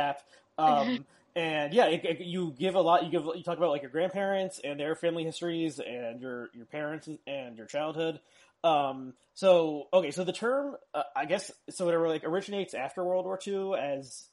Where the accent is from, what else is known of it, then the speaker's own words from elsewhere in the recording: South Orange, New Jersey, United States; I grew up in South Orange, which borders Newark.